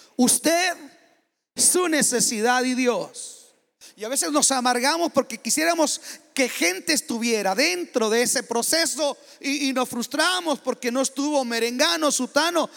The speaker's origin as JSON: {"language": "Spanish", "country": "Mexico", "moved": "yes", "said": "yo soy mexicano"}